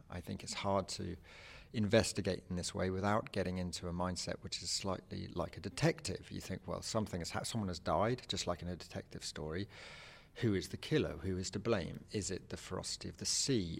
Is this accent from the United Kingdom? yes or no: yes; England, United Kingdom; I'm an English writer.